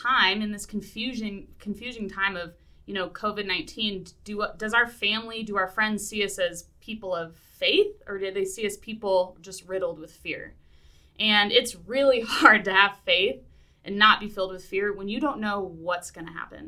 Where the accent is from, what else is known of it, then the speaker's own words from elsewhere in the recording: Seattle, Washington, United States; moved away; I'm from Seattle originally, so I get the Pacific Northwest